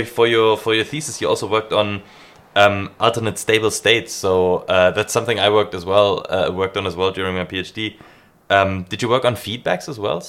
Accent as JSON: {"language": "English", "town": "Leipzig", "region": "Saxony", "country": "Germany", "said": "I'm from Leipzig."}